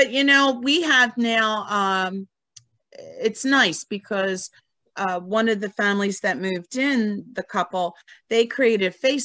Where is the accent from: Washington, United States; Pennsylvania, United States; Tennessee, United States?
Pennsylvania, United States; Philadelphia; Born and raised in the Northeast, you know, yeah. for the most part, Oxford Circle with my grandparents.